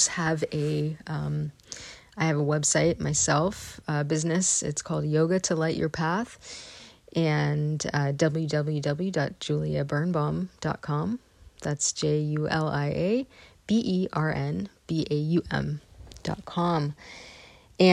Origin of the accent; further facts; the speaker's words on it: Northern California, United States; I grew up in Northern California, in sort of the hotbed of New Age culture.